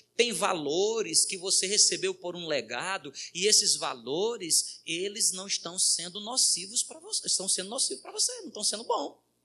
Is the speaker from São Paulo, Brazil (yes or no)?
no; Ceará, Brazil; now in Boa Vista, Brazil; Ceará, sou do Ceará